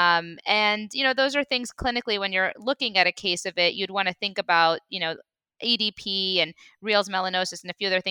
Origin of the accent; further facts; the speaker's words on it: Midwest, United States; now in Los Angeles, United States; I'm actually from the Midwest